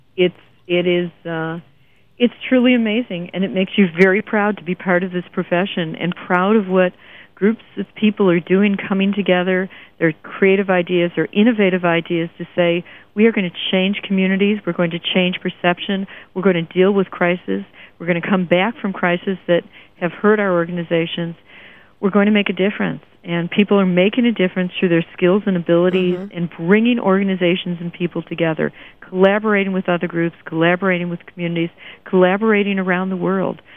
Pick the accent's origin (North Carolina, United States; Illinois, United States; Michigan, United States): Michigan, United States; Detroit; I grew up in Detroit